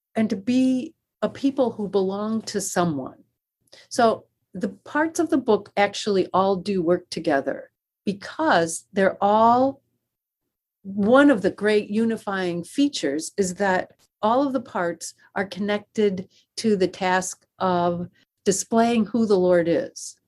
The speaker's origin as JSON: {"language": "English", "region": "Western New York", "country": "United States", "tie": "born or raised there", "also_born_or_lived": "Wheaton, Illinois", "moved": "as an adult", "said": "I grew up in Western New York"}